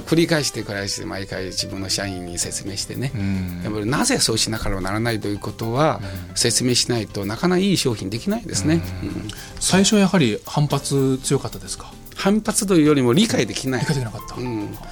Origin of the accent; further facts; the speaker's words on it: China; Japanese is a second language; moved away as an adult; now in Japan; 自分はもう中国人ですから